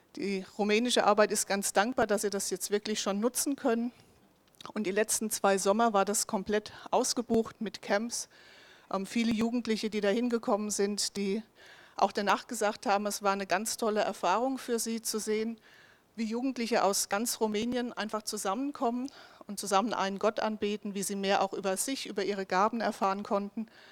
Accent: Bensheim, Hesse, Germany; also born or lived in Bavaria / Sweden / Mühltal; ich komme tatsächlich hier ganz aus der Nähe, bin in Bensheimzell aufgewachsen

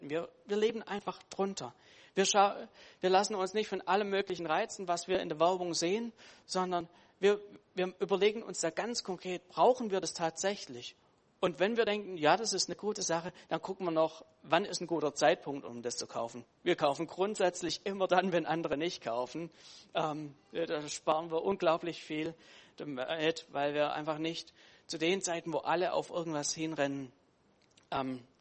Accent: Baden-Württemberg, Germany; als Schwabe freut mich das wieder

